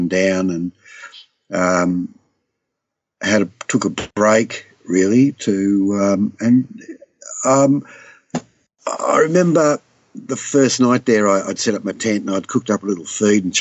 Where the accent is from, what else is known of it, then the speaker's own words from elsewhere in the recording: Southwest Victoria, Australia; I'd seen growing up in Southwest Victoria